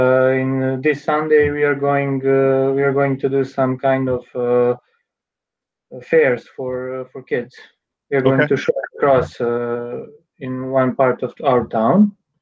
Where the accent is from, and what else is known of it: Serbia